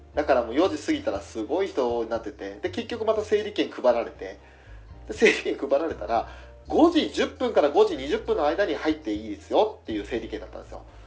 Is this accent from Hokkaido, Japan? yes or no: yes; Hokkaido, Japan; accent: Hokkaido dialect; 俺なんか今、北海道弁、ちょっと無意識に喋ってたかな